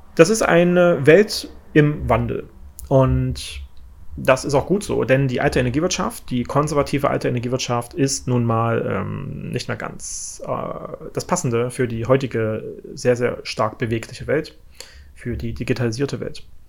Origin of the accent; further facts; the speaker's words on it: Thuringia, Germany; ich komme ja äh, aus Thüringen, und ich wohne jetzt mittlerweile ja in, in Ostthüringen